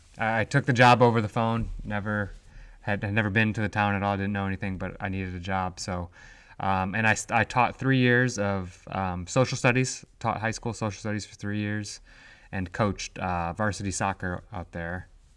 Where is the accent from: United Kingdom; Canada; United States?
United States; Michigan; She's from Ohio, so I'm from Michigan. She's from Ohio. We met in college in Cincinnati.